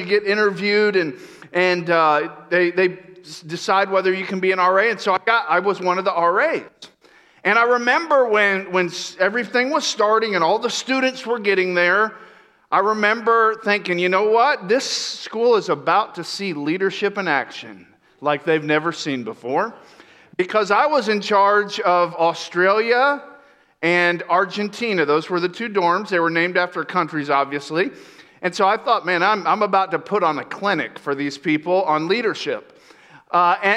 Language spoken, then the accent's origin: English; Florida, United States; moved away as an adult; also born or lived in New York; I grew up in Florida where we had a couple hours of fall